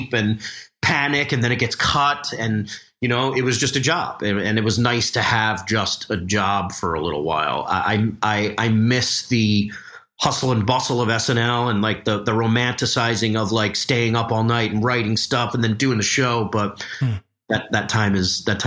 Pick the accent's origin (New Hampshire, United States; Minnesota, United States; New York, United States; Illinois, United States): New York, United States; I'm from New York